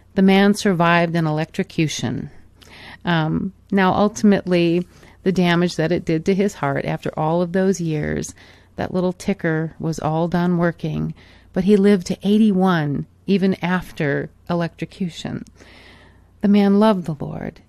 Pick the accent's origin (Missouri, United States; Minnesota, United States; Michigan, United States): Michigan, United States; moved away; also born or lived in Arizona; growing up in Michigan as a young girl, and then as my family moved to Arizona many, many years ago